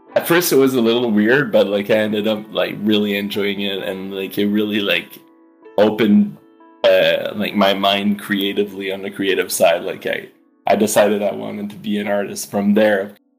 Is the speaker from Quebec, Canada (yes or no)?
yes; Eastman, Quebec, Canada; also born or lived in Montreal; I was born in Montreal, but I grew up in the townships called Eastman, close to Sherbrooke in Quebec